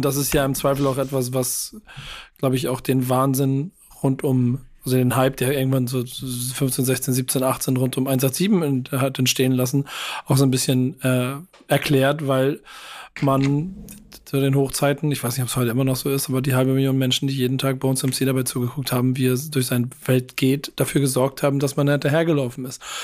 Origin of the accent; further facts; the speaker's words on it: Hamburg, Germany; als Hamburger